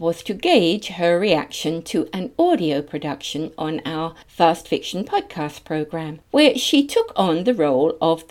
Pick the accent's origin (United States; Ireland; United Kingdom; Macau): United Kingdom; now in Brisbane, Australia; 800,000 plus were born in Britain. Those of you who have picked up on my accent will have recognised that I am one of them.